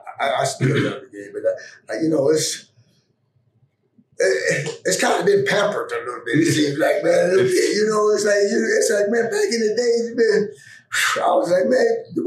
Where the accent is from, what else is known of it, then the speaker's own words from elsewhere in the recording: Pittsburgh, Pennsylvania, United States; And I grew up in the Pittsburgh area.